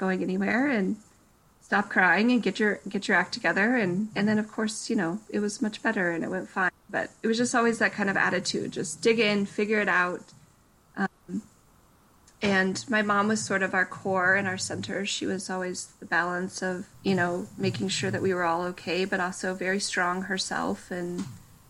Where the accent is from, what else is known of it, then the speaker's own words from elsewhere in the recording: Breen, Colorado, United States; also born or lived in Durango, Colorado; now in Broomfield, United States; I was born in Durango, Colorado, which is a kind of a smaller town in Colorado in the south